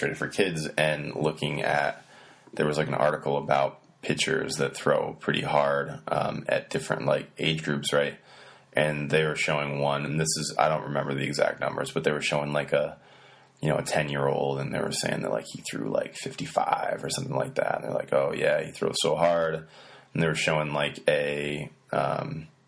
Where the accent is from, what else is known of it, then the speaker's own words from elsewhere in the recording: Poultney, Vermont, United States; moved away as an adult; also born or lived in Virginia; I'm from Vermont originally, and I went to Pulteney High School, which is a really, really, really small high school in Vermont.